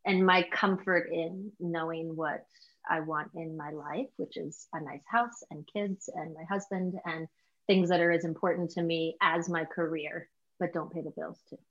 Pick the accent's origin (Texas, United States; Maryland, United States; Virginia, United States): Virginia, United States; I'm in from the South in Virginia